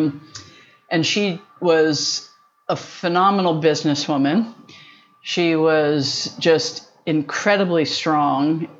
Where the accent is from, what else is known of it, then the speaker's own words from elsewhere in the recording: West Chester, Pennsylvania, United States; I was born in Westchester, Pennsylvania. So a small town outside of Philadelphia